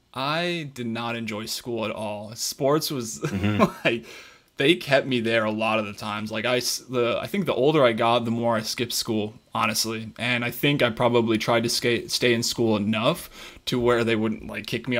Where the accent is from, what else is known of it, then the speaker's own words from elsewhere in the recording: Colorado, United States; I played sports growing up my entire life. I'm from Colorado